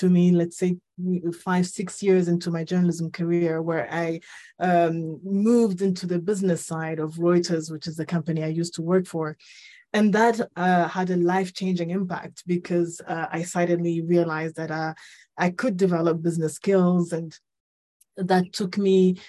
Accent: Ethiopia; moved away; also born or lived in Rwanda / Nairobi, Kenya; I'm from Rwanda, but I was born and raised in Ethiopia. Lived in Nairobi for over

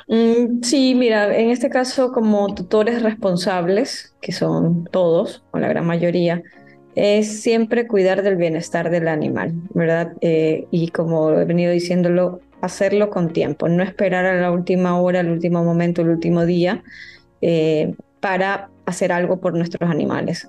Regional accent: Ecuador; los hábitos que tenemos como ecuatorianos

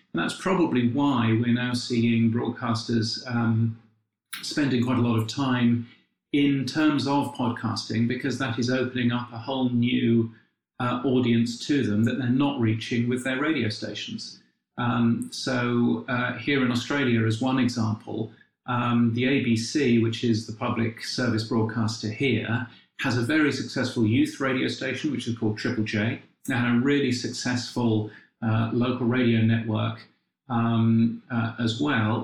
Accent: United Kingdom; being a Brit

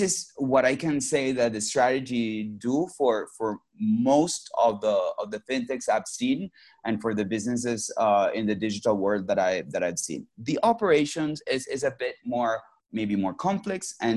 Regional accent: Venezuela; moved away as an adult; also born or lived in Mexico / Boston; I was born and raised in Venezuela and came in Mexico for undergrad studies

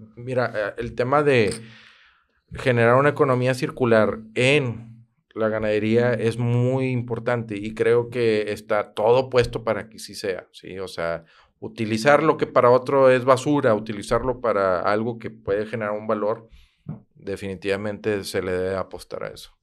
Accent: Monterrey, Nuevo León, Mexico; also born or lived in Santiago, Nuevo León / García, Nuevo León; yo soy de Monterrey, mi primer año fui en Santiago

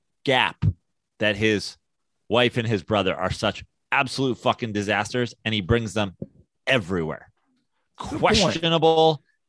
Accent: New York, United States; as a New Yorker

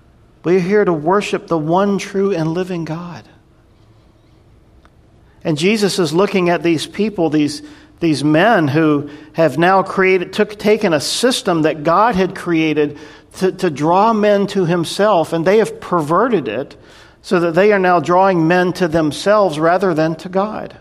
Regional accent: North Carolina, United States; I grew up in North Carolina, and I grew up in the Southern Baptist church

